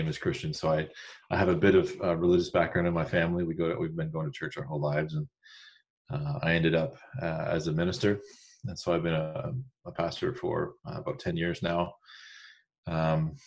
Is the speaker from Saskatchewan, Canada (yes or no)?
no; Windsor, Ontario, Canada; born and raised in Windsor, Ontario.